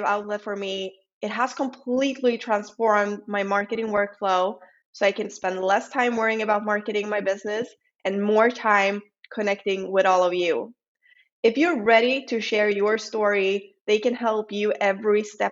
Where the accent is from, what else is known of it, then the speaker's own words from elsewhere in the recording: Sweden; accent: Swedish; English is a second language; I'm not a native English speaker, so excuse some of my errors, and I hope you will enjoy my lovely Swedish accent